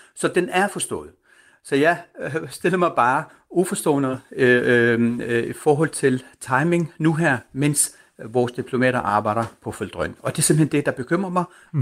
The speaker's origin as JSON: {"language": "Danish", "country": "Denmark", "said": "du og jeg som danskere"}